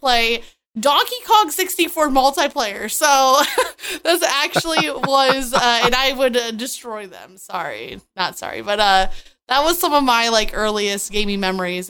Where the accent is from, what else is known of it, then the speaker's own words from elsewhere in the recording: Michigan, United States; I grew up in Michigan